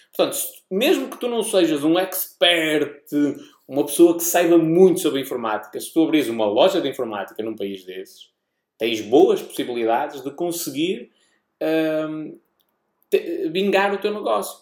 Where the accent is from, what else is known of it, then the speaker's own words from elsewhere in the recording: Portugal; accent: European Portuguese; o nosso sotaque